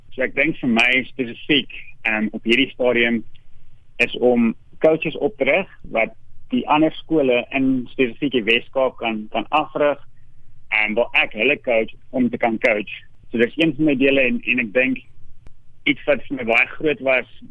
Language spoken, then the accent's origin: Afrikaans; Virginia, Free State, South Africa; ek is gebore in Virginia in die Vrystaat